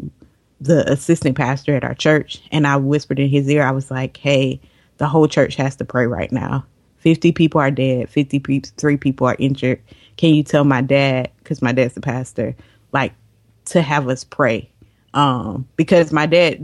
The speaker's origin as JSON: {"language": "English", "region": "Florida", "country": "United States", "said": "we're from Florida"}